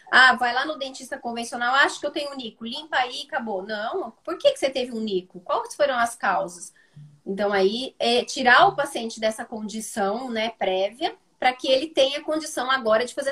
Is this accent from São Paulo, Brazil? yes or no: yes; Campinas, São Paulo, Brazil; Aqui, eu sou de Campinas, então algumas pessoas podem não, não saber.